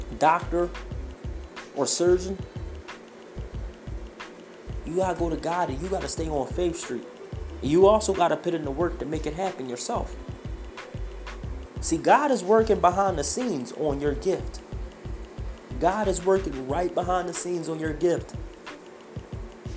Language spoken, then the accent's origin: English; Philadelphia, Pennsylvania, United States; moved away as an adult; now in Idaho, United States; I grew up in the ghetto of North Philadelphia. I grew up in Hunter Park Avenue